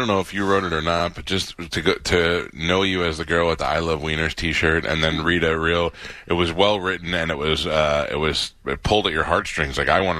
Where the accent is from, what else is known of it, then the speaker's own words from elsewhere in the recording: New York, United States; I grew up in New York and we had 6 fig trees.